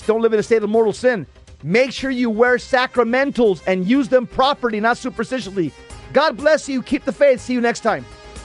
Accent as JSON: {"language": "English", "region": "Southern California", "country": "United States", "tie": "born or raised there", "said": "growing up in Southern California, and I was a cop out here for many years"}